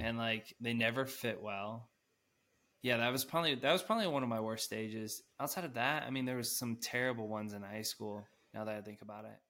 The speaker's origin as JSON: {"language": "English", "town": "Denver", "region": "Colorado", "country": "United States", "said": "I'm from Denver, so gotta rep the city."}